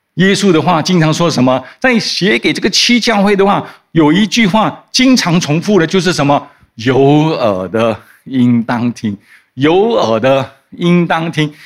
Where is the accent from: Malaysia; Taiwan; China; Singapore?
Singapore; 我们在新加坡的新加坡人